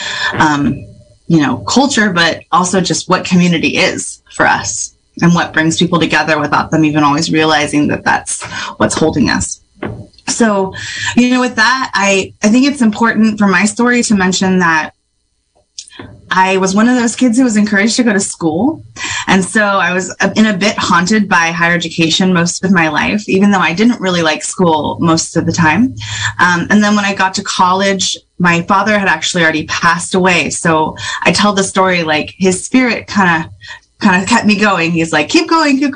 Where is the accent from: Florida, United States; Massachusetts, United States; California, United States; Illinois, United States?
California, United States; Sherwood Valley; also born or lived in Pinoleville / Hopland / Ukiah; I am from Sherwood Valley. But I'm also from Panolaville and Hoplin and Ukiah.